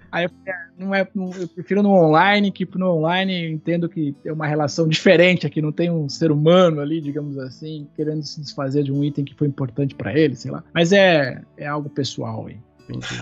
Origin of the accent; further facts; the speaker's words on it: Campinas, São Paulo, Brazil; Eu sou de Campinas, uma cidade que fica a cem quilômetros de São Paulo